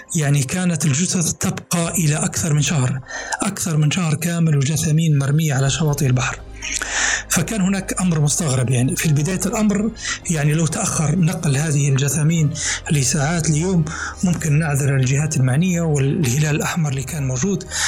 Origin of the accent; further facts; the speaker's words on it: Libya; بلدنا ليبيا